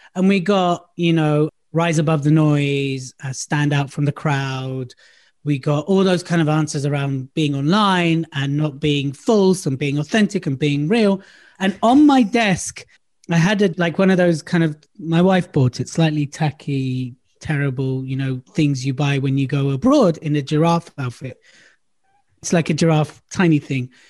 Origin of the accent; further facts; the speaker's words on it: London, United Kingdom; moved away as an adult; also born or lived in Surrey; now in Devon, United Kingdom; I lived in London most of my life. I was born in London. I've lived all over London. I'm a North London boy